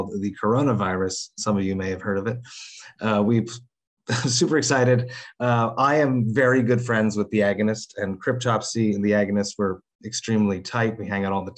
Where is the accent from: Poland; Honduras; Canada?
Canada; Montreal, Quebec; born or raised there